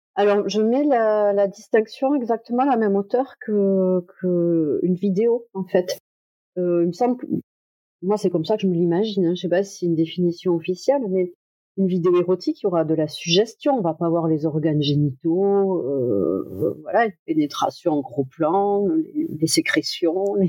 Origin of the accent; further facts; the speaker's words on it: Toulouse, Occitania, France; je suis de Toulouse